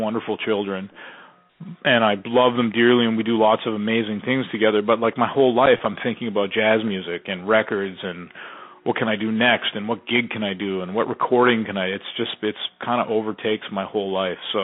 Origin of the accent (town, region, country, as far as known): Canada; born or raised there; also born or lived in Texas